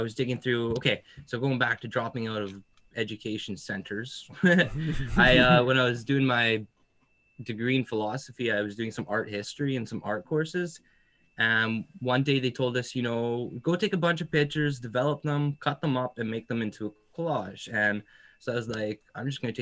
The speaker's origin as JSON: {"language": "English", "region": "Alberta", "country": "Canada", "tie": "born or raised there", "said": "I grew up in Alberta"}